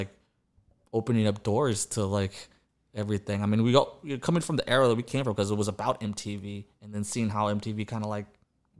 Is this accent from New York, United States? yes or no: no; Austin, Texas, United States; I've been here since elementary school.